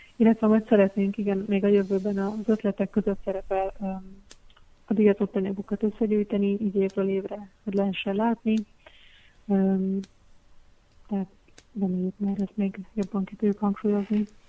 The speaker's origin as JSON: {"language": "Hungarian", "country": "Hungary", "tie": "born or raised there", "moved": "yes", "lives_now": "Budapest, Hungary", "said": "a Szegeden, az történetesen az én szülőfalum"}